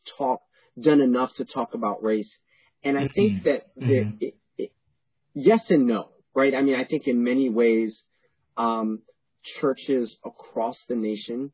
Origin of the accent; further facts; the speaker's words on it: New York City, New York, United States; also born or lived in Panama; I was born in Panama and I grew up in New York City